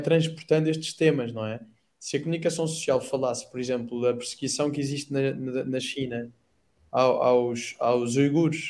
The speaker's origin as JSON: {"language": "Portuguese", "town": "Odemira", "region": "Beja District", "country": "Portugal", "tie": "born or raised there", "said": "sou natural de Santa Maria e passei a ser natural de Santa Maria São Salvador"}